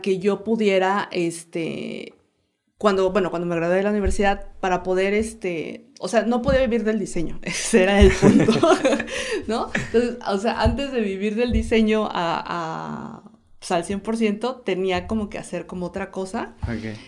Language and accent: Spanish; Oaxaca de Juárez, Oaxaca, Mexico; also born or lived in Guanajuato; soy originaria de Oaxaca, Oaxaca